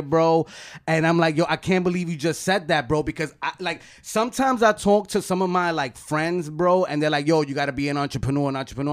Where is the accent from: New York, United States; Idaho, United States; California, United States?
New York, United States; New York City; I grew up in East Harlem